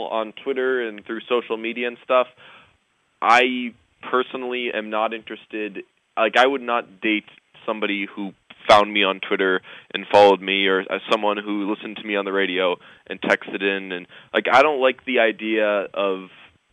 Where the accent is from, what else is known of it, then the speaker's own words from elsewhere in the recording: United States; I was raised as an American